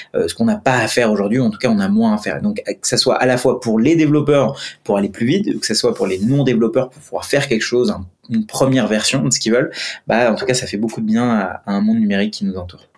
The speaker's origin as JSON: {"language": "French", "country": "India", "tie": "born or raised there", "moved": "yes", "said": "je suis indien. Et quand je suis, bon, j'ai grandi en Inde"}